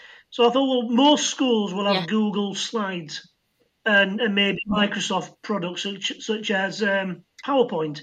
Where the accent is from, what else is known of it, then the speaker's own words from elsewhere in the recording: Yorkshire and the Humber, United Kingdom; being a Yorkshireman